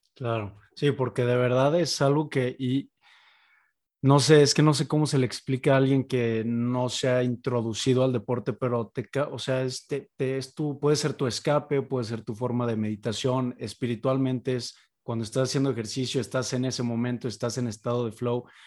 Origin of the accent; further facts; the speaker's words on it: Mexico; uno como, como mexicano